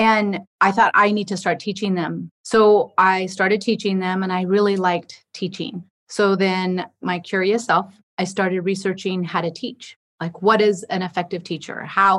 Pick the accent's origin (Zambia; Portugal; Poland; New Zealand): Portugal; Lajes, Azores; My family's from Riverside, California, but we were born and raised in Portugal, Lajes Air Force Base.